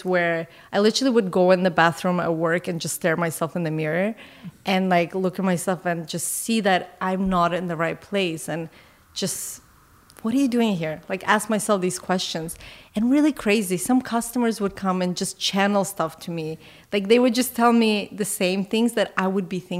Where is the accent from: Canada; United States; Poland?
Canada; as a Canadian